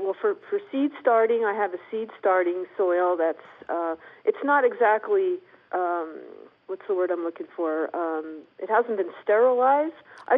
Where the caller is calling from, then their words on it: Spokane, Washington, United States; I'm calling from Spokane, Washington.